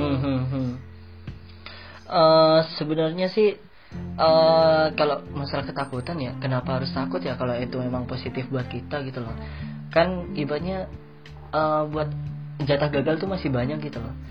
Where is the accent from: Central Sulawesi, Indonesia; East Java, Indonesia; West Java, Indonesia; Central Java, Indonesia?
East Java, Indonesia; Madura; moved away as an adult; now in South Korea; kita dari Madura